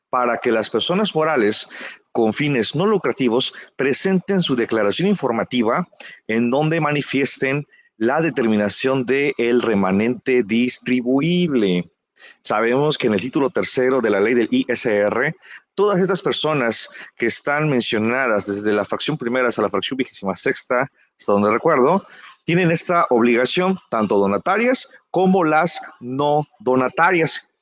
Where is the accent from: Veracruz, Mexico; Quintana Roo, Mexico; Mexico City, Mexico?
Quintana Roo, Mexico; now in Chiapas, Mexico; pues yo no soy de aquí de, Chiapas, yo soy del estado de Quintana Roo y por diversas razones de la vida